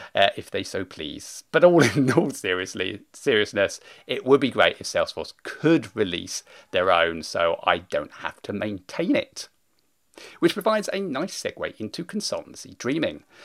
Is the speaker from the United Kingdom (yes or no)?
yes; United Kingdom; being British